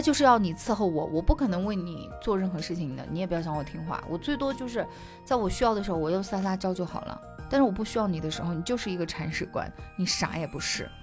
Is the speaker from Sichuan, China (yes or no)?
yes; Sichuan, China; now in Kunming, China; 我作为一个四川人啊，常年不见阳光的，就是嗯。我们那个地方，就是也不是说不见阳光，它有，但是的话呢，不会那么明媚